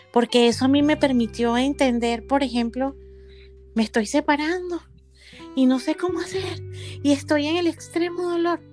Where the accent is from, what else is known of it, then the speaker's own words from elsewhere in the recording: Venezuela; moved away; a mi tierra, mi Venezuela amada